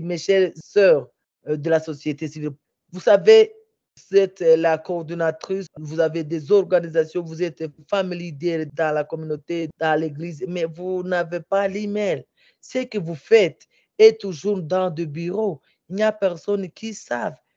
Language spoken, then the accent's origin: French; Bukavu, South Kivu, DR Congo; chez nous à Bukavu